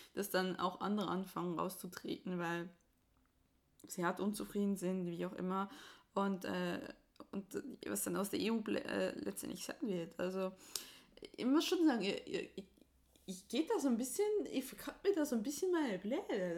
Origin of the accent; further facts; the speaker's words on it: Switzerland; als Schweizerin